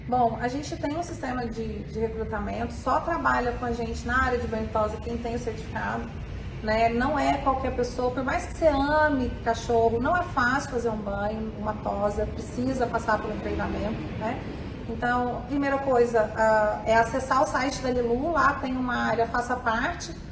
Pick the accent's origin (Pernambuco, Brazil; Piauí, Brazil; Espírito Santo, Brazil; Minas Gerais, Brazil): Minas Gerais, Brazil; Lavras; also born or lived in Rio de Janeiro / Los Angeles / Salvador; now in São Paulo, Brazil; Eu sou de Minas, nasci em Lavras, Minas Gerais